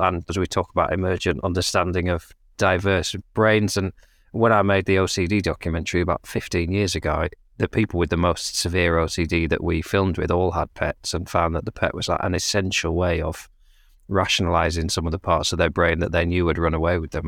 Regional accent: United Kingdom; we're British

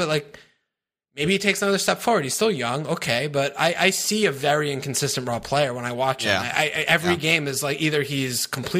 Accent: United States; I'm American

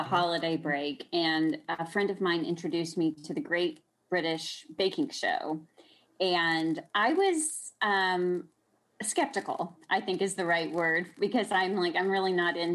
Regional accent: Austin, Texas, United States; growing up in Texas, of course, in Austin

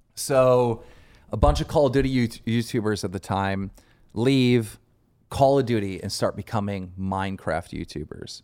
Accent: Buffalo, New York, United States; Asian kid from my hometown of Buffalo, New York

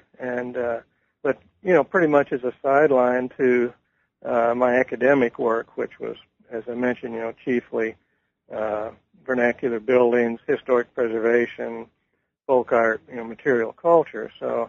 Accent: Missouri, United States; And I am from Missouri, so I came back to the University of Missouri in the early 80s. And so I'm kind of back in my home territory

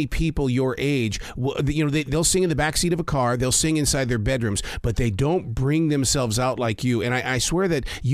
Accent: Montana, United States; as a kid growing up in Montana

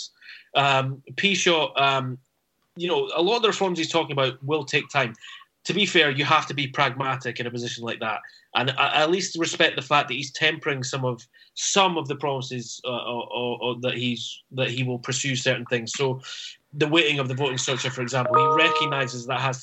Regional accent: Scotland, United Kingdom; I'm Scottish

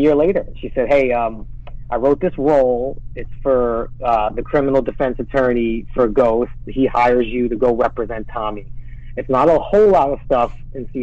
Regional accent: New York City, New York, United States; I grew up in Brooklyn

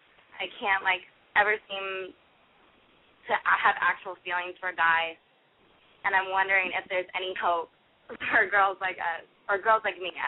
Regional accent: California, United States; now in Boston, United States; I'm calling from Boston, but I'm from California, and I'm 19.

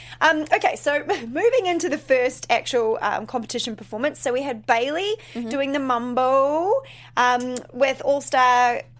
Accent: New Zealand; So I'm originally from New Zealand, as you know. Grew up dancing jazz, ballet, contemporary, musical theater, etc. Hip hop wasn't even really a thing when I finished. I'm a little bit older.

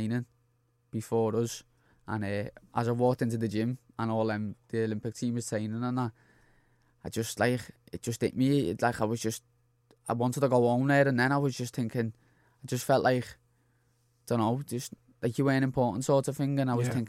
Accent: Liverpool, North West England, United Kingdom; I grew up in Anfield, like

